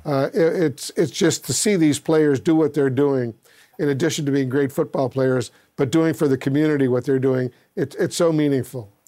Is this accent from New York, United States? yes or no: yes; Buffalo, New York, United States; since my dad uh, took me to games when I was a little boy growing up in Buffalo.